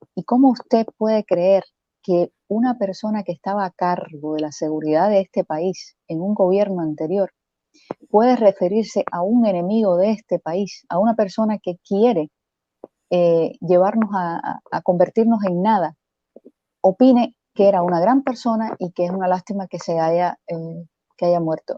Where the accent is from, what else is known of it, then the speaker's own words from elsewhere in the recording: Cuba; moved away; Yo soy cubana